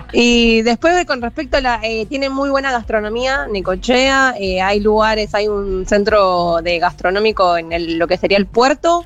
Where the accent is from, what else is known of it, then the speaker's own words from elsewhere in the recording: La Plata, Buenos Aires Province, Argentina; also born or lived in Necochea; nací en La Plata, ahora vivo en La Plata también